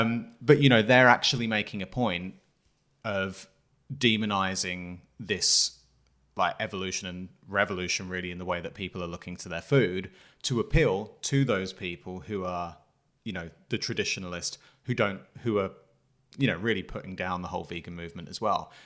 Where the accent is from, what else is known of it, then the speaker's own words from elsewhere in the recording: England, United Kingdom; I'm coming from England